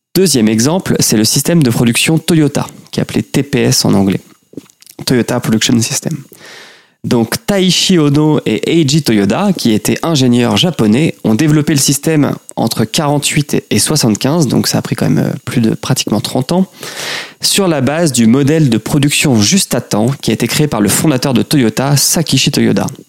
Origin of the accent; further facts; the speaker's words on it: Normandy, France; je suis normand